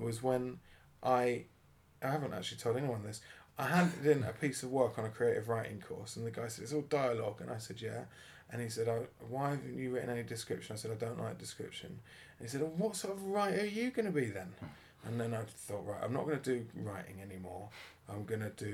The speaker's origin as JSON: {"language": "English", "town": "Welwyn Garden City", "region": "East of England", "country": "United Kingdom", "tie": "born or raised there", "said": "I grew up around here, Stevenage"}